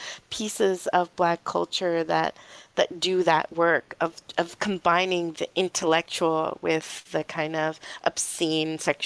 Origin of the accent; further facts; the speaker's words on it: New York City, New York, United States; I grew up in New York City in the Lower East Side